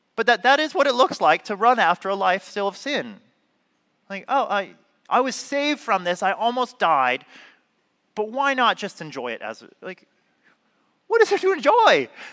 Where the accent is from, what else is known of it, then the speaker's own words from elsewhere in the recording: Southern California, United States; I'm from California, Southern California